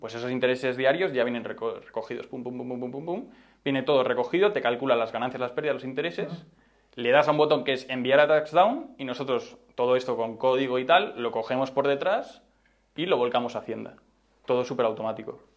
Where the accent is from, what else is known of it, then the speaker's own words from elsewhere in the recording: Madrid, Community of Madrid, Spain; yo soy de Madrid, he estudiado aquí toda la vida, tanto el colegio como la universidad.